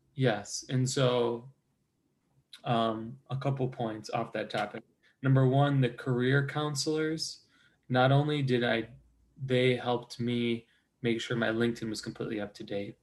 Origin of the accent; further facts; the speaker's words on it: Chicago, Illinois, United States; moved away as an adult; also born or lived in Cincinnati, Ohio; now in Ohio, United States; I was from from the uh, northwest suburbs of Chicago.